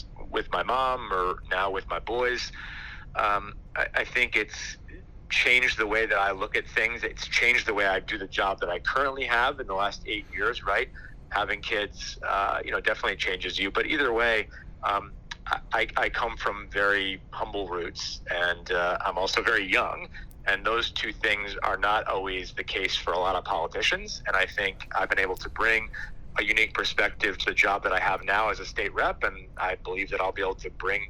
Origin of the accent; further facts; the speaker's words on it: Guilford, Connecticut, United States; I grew up in Guilford